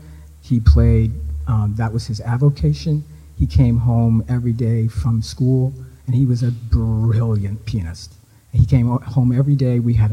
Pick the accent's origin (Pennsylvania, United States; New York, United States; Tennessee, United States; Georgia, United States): Pennsylvania, United States; Philadelphia; moved away as an adult; also born or lived in Canada; now in Sackville, Canada; I was living in Philadelphia. Philadelphia? Yeah, I was born in Philadelphia.